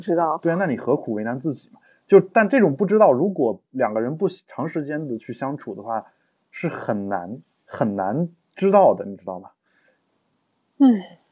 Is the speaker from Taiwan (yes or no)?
no; China